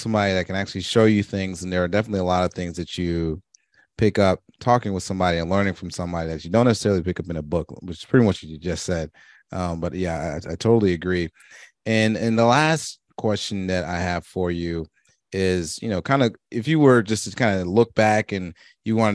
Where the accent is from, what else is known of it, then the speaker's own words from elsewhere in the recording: Marietta, Georgia, United States; I am from Marietta